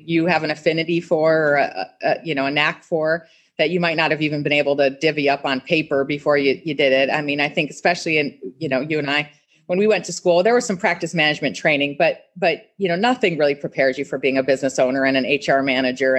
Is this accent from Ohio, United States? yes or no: yes; Cleveland, Ohio, United States; moved away as an adult; also born or lived in Columbus, Ohio; now in Orlando, United States; I was from Cleveland